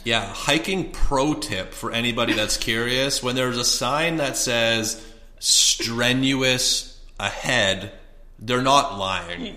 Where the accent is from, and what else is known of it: Canada; moved away as an adult; also born or lived in Edmonton, Alberta; now in Scottsdale, United States